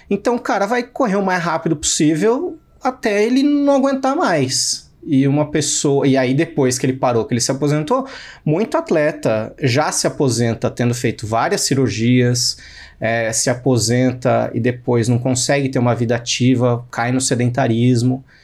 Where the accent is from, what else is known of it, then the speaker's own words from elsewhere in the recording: São Paulo, Brazil; eu falo mal de paulistano mesmo, sendo paulistano.